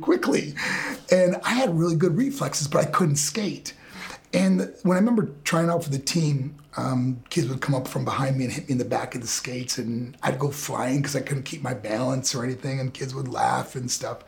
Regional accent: Buffalo, New York, United States; I was born in Buffalo, New York

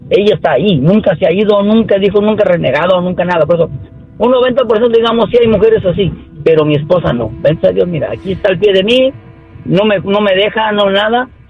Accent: Mexico; No, yo soy mexicana y no soy interesada.

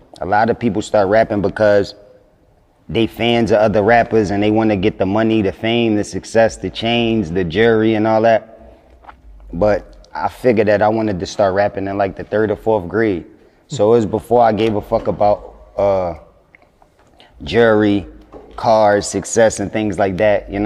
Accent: Philadelphia, Pennsylvania, United States; I'm from Philadelphia

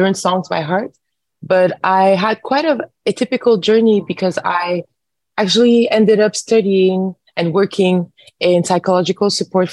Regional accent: Montreal, Quebec, Canada; I am born and raised in Montreal

